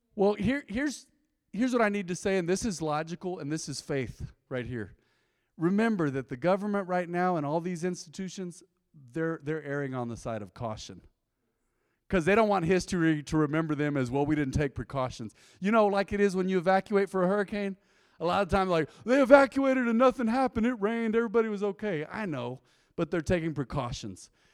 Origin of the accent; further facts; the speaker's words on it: Española, New Mexico, United States; I was born in Española